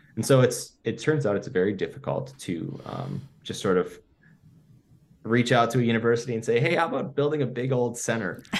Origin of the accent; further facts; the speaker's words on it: Buffalo, New York, United States; I grew up in Buffalo, New York, and it's called the City of Good Neighbors